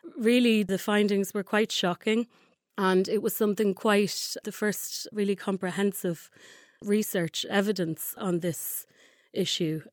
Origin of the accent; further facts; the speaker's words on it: Dublin, Leinster, Ireland; I'm Irish, um, grew up in a, in a small town, uh, by the sea in Dublin